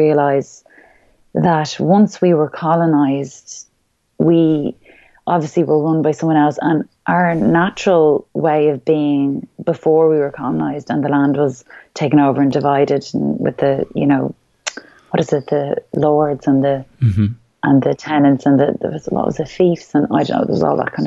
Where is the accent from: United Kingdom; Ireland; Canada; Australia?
Ireland; who we really are as Irish people